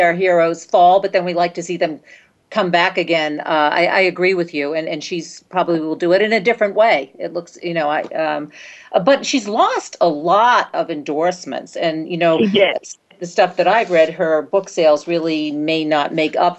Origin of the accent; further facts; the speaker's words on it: New York, United States; I'm from New York